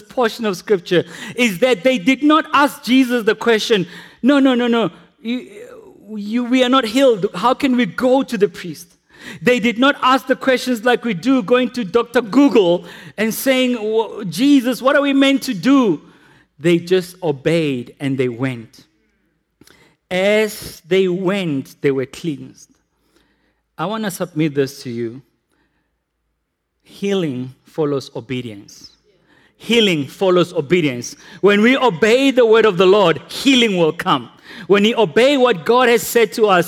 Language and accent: English; South Africa; We repent as South Africans